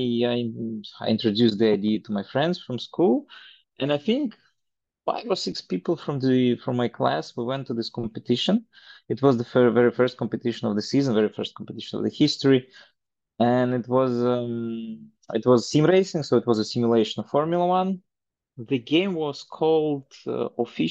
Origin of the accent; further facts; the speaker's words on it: Belarus; moved away as an adult; now in Estonia; I grew up in Belarus, because I'm an ex-Soviet Union person, so born in one country, then Belarus was for a long while the country where I lived, and for the last 10 years I live in Estonia